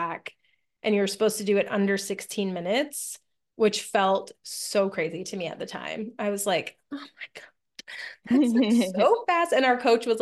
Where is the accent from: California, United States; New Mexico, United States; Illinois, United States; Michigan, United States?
New Mexico, United States; moved away as an adult; also born or lived in Pennsylvania; I didn't grow up in Pennsylvania. I grew up in New Mexico.